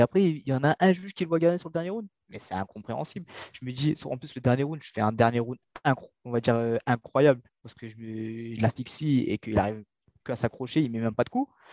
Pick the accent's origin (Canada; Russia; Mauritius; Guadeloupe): Mauritius; now in France; je suis originaire de Maurice, tu vois. Il fait chaud à l'île Maurice